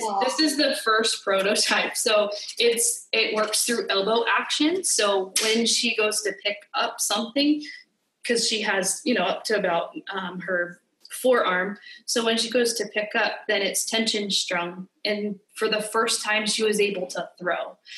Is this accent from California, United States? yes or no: yes; California, United States; moved away as an adult; now in Hawaii, United States; I'm from California, uh, born and raised in California.